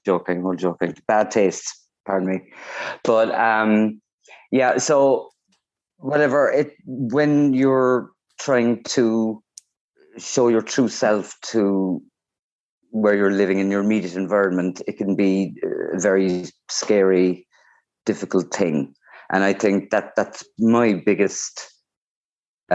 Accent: Cork, Munster, Ireland; also born or lived in Beijing, China / Cobh, East Cork; I am most vocally from Cork, and I'm living in Cove, East Cork at the moment

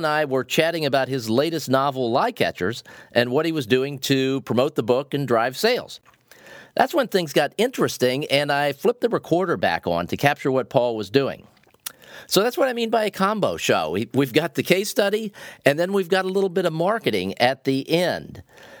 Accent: Columbus, Ohio, United States; I grew up in Columbus, Ohio

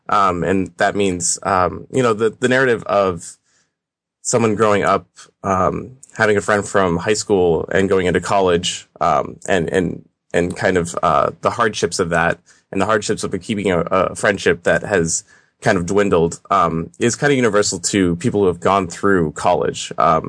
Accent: Boston, Massachusetts, United States; I'm from Boston.

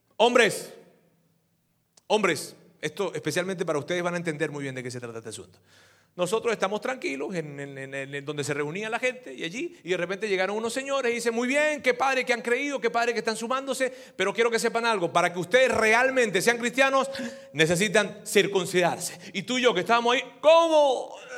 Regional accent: Venezuela; yo soy venezolano

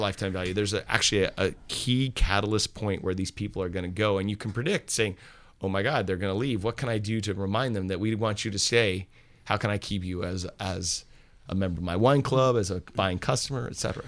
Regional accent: Napa, California, United States; I grew up here in Napa, but I, um, I wasn't from a wine family

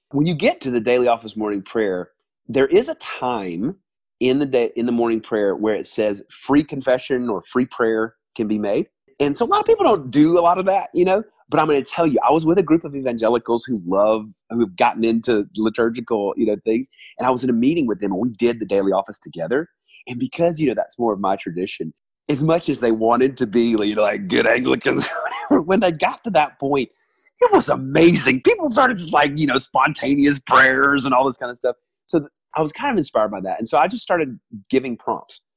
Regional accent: the South, United States; moved away as an adult; also born or lived in New York; now in Atlanta, United States; I'm originally from the South

